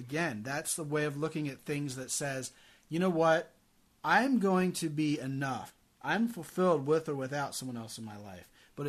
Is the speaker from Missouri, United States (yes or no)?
no; Baltimore, Maryland, United States; moved away; Baltimore, Maryland. That's where I grew up.